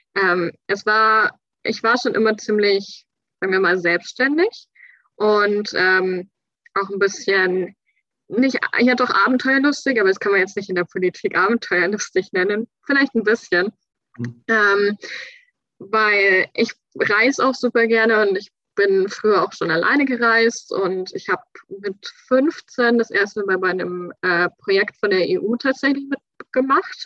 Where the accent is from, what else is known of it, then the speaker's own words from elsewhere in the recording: Bavaria, Germany; moved away as an adult; also born or lived in Schleswig-Holstein / France; now in Kiel, Germany; weil Bayern ist meine Heimat. Ich bin dort aufgewachsen.